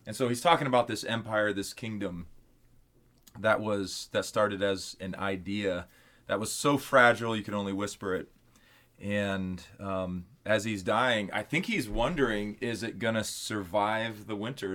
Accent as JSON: {"language": "English", "town": "Wooster", "region": "Ohio", "country": "United States", "tie": "born or raised there", "also_born_or_lived": "Wadsworth, Ohio", "moved": "as an adult", "said": "I grew up in Worcester and came back to Worcester in two thousand fifteen"}